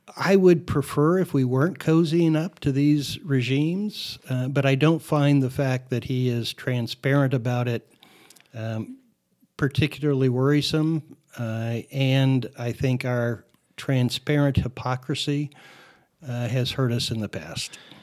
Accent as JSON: {"language": "English", "town": "Phoenix", "region": "Arizona", "country": "United States", "tie": "born or raised there", "said": "as a, uh, child growing up in Phoenix, I was an avid, uh, L A Dodger fan."}